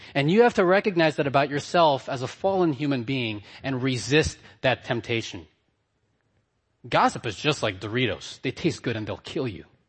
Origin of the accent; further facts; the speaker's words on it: Hawaii, United States; also born or lived in Philippines; I'm from Hawaii. We don't wear ties there.